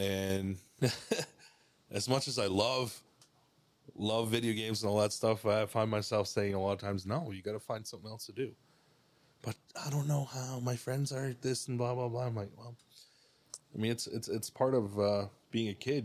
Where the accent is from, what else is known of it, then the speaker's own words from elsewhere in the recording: Cuauhtémoc, Chihuahua, Mexico; also born or lived in Burlington, Ontario, Canada; now in Canada; I grew up in Mexico. Yeah, Chihuahua.